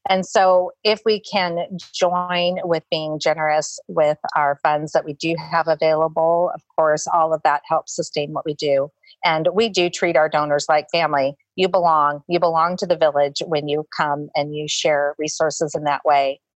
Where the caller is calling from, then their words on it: Hobbs, New Mexico, United States; I'm calling from Hobbs, New Mexico